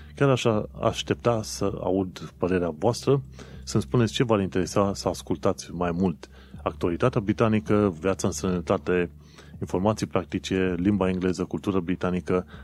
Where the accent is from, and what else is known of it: Romania; now in London, United Kingdom